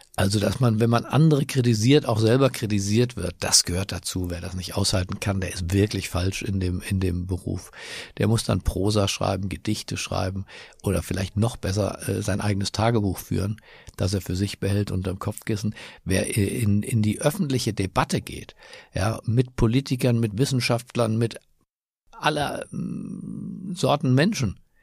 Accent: Berlin, Germany; moved away; also born or lived in Düsseldorf / Washington / Cologne; Meine Heimatstadt ist Berlin, aber ich fühle mich auch in anderen Städten auf der Welt zu Hause, zum Beispiel in Washington

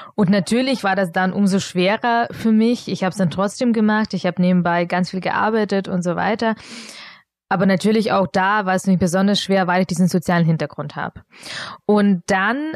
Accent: Augsburg, Bavaria, Germany; German is a second language; also born or lived in Munich; ich bin in Augsburg aufgewachsen

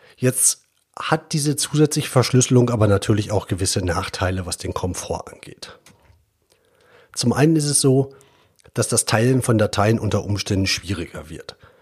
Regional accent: Germany; wir als Deutsche

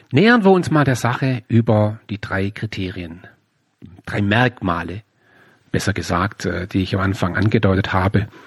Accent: Baden-Württemberg, Germany; ich komme hier aus dem Süden, hier gibt es in der Nähe von meinem Heimatort gibt's das Headquarter von Bosch, die Robert Bosch GmbH.

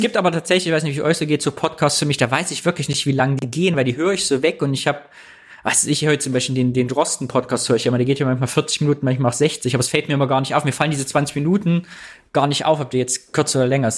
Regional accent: East Germany, Germany; wir Ossis

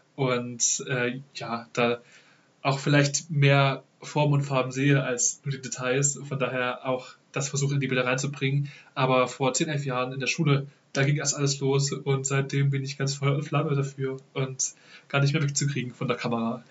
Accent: Dresden, Saxony, Germany; also born or lived in Ravensburg; Ich komme direkt aus Dresden

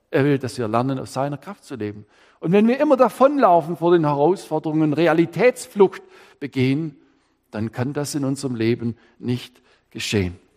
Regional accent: Baden-Württemberg, Germany; Ich Könnte sagen, als Schwabe, der hat auch noch nichts Schäs erlebt oder Kett im Leben.

